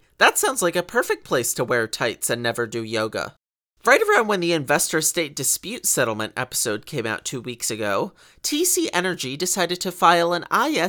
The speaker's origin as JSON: {"language": "English", "region": "Connecticut", "country": "United States", "said": "I'm from Connecticut"}